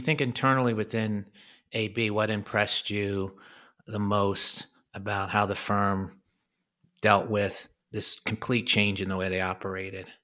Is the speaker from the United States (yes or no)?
yes; United States; moved away; I'm this American, this Yank now over here